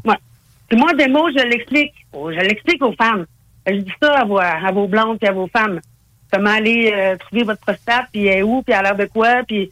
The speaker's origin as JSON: {"language": "French", "town": "Saguenay", "region": "Quebec", "country": "Canada", "tie": "born or raised there", "moved": "yes", "lives_now": "Quebec City, Canada", "said": "Je suis originaire du Saguenay, fait que des fois, je m'en vais au Saguenay voir ma famille"}